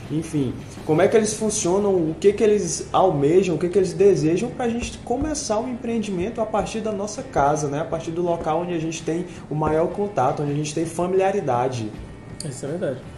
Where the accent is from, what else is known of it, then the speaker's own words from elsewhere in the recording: Maranhão, Brazil; Mas eu que sou do Maranhão e logo que cheguei aqui percebi a garra do povo piauiense